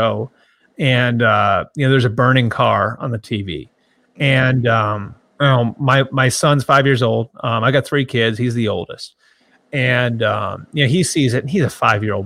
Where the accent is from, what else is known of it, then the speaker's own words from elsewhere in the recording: Boston, Massachusetts, United States; I grew up in Boston